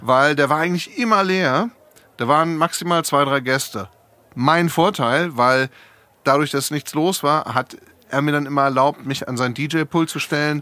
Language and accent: German; Hamburg, Germany; moved away as an adult; also born or lived in Essen / California; now in Frankfurt, Germany; ich bin äh, geboren in einer Stadt, zu der ich eigentlich gar keinen Bezug habe, in Essen. Mhm. Äh, das sind meine Eltern dann aber weggezogen, bevor ich angefangen habe, Erinnerungen zu machen, die äh, hängen bleiben. Und dann bin ich in Hamburg aufgewachsen